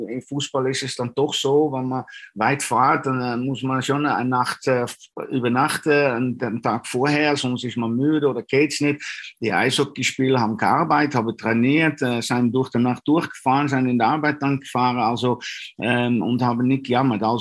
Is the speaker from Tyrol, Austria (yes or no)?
no; Dornbirn, Vorarlberg, Austria; Äh, es war auch nicht so weit von, äh, von meiner Heimat, von Dornbirn.